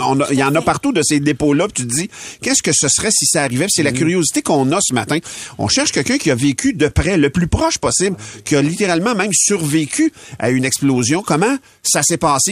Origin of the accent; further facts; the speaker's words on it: L'Assomption, Quebec, Canada; Moi, je suis de l'Assomption